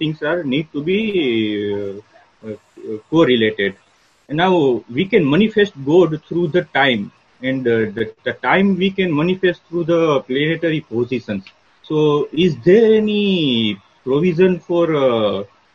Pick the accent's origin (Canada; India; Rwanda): India; Gujarat; I am from Gujarat